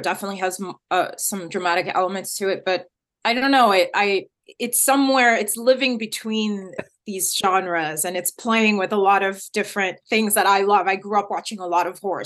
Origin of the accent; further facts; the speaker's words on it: United States; I grew up in America